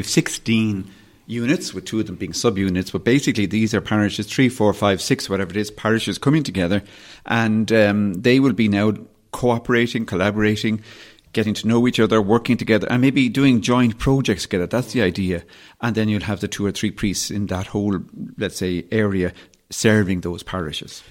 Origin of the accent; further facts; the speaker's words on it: Dublin, Leinster, Ireland; also born or lived in West Kerry; Kerry, where my parents, uh, are from and where I, I, I, I suppose in many ways grew up, partly as I grew up in Dublin, but we've spent a lot of time in West Kerry